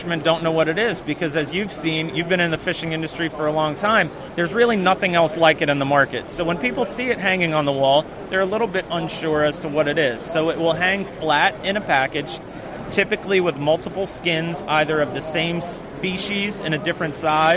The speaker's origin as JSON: {"language": "English", "region": "New Jersey Shore", "country": "United States", "tie": "born or raised there", "moved": "as an adult", "lives_now": "South Carolina, United States", "said": "grew up surf fishing on the New Jersey Shore"}